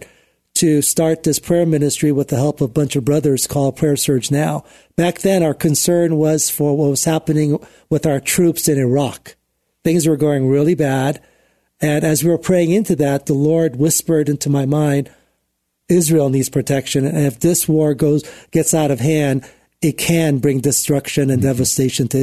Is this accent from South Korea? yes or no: yes; South Korea; also born or lived in Pyongyang, North Korea (ancestry); I was born in South Korea, but my ancestry goes back to what is now North Korea